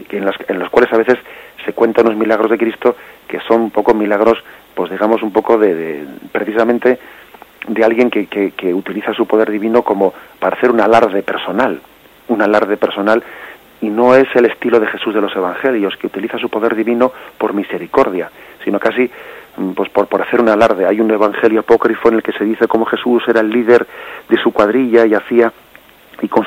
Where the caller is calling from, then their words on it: Madrid, Community of Madrid, Spain; de Madrid.